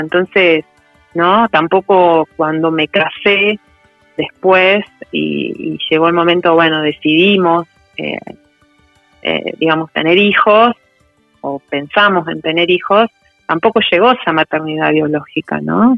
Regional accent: Buenos Aires Province, Argentina; Yo nací en, la provincia de Buenos Aires

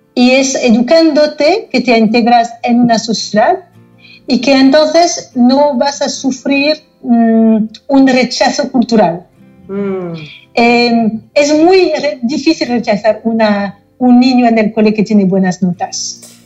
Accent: Paris, Île-de-France, France; Spanish is a second language; moved away as an adult; also born or lived in United States; now in Barcelona, Spain; nací en, Francia, no en París mismo, pero llegué a París cuando tenía un año, con lo cual he crecido en París

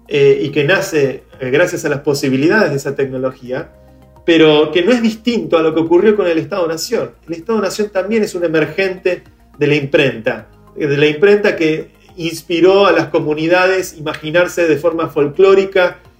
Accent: Venezuela; now in Argentina; yo me fui de Venezuela con todos mis ahorros escondidos en una clave en mi cabeza y ahora estoy en Argentina este, y puedo vivir acá

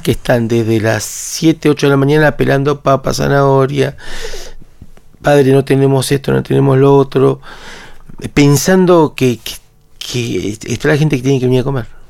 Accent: Buenos Aires, Argentina; born or raised there; also born or lived in Paraguay

